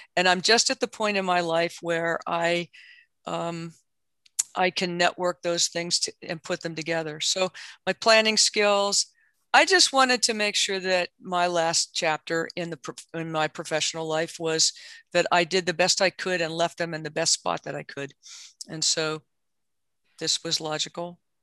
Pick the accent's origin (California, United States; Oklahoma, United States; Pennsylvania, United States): Pennsylvania, United States; Southwest; moved away; also born or lived in West Virginia; I grew up in Southwest Pennsylvania and West Virginia